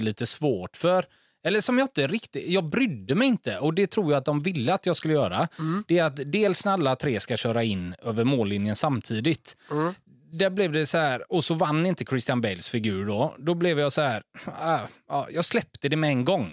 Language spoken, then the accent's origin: Swedish; Gothenburg, Västra Götaland, Sweden; hemma i Torslanda